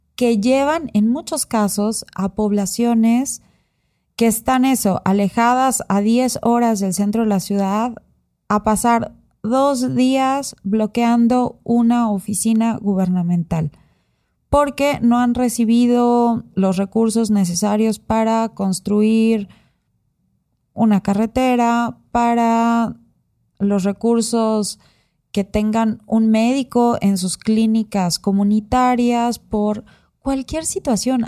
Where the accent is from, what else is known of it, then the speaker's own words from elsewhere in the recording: Oaxaca, Mexico; yo he vivido mucho tiempo, o sea, casi toda mi vida en Oaxaca.